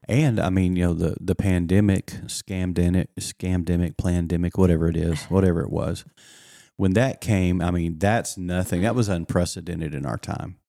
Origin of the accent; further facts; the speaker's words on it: the Texas Panhandle, West Texas, United States; up in West Texas in the Panhandle of Texas